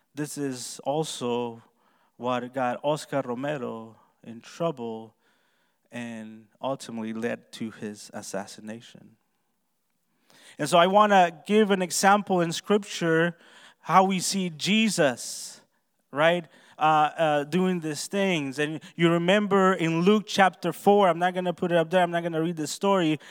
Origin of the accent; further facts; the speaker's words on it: Honduras; moved away; I was born and raised in Honduras, Central America